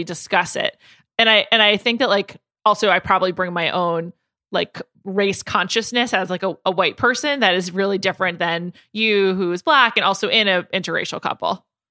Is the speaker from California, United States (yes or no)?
no; New York, United States; moved away as an adult; also born or lived in Chicago; I grew up in New York, went to college in Chicago